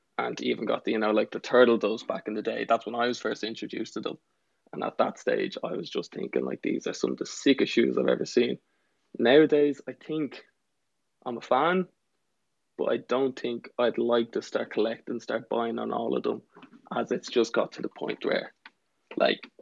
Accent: Dublin, Leinster, Ireland; I'm from Dublin, Ireland

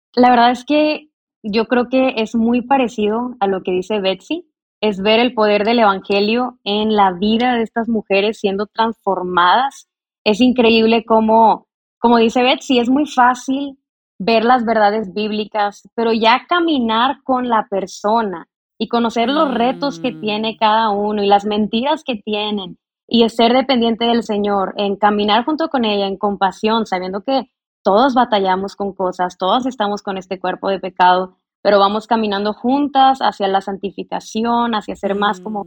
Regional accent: Mexico; yo soy de México, nací en México, vivo en México

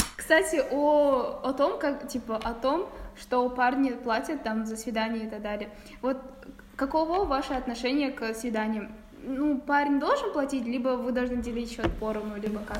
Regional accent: Kazakhstan; у нас в Казахстане

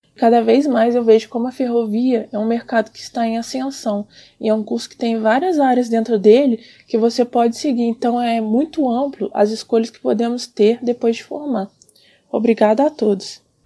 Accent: Santos Dumont, Minas Gerais, Brazil; eu sou de Santos Dumont, Minas Gerais

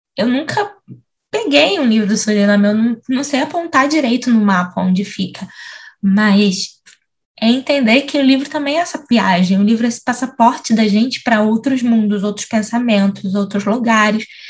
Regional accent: São Gonçalo, Rio de Janeiro, Brazil; E eu nasci em São Gonçalo, cresci em São Gonçalo, que é do outro lado da ponte

